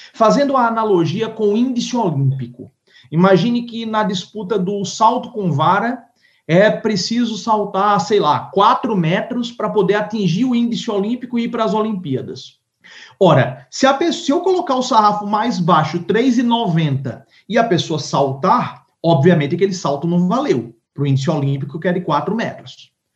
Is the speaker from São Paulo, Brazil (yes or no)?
no; Paraíba, Brazil; moved away; lá na minha terra, lá na Paraíba